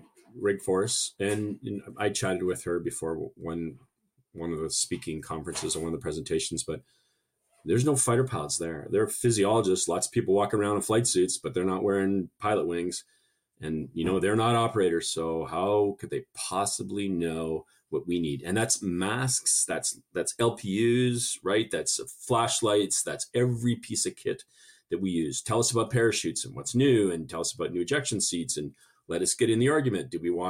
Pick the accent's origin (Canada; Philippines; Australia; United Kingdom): Canada; accent: half Canadian; It must be my half Canadian accent.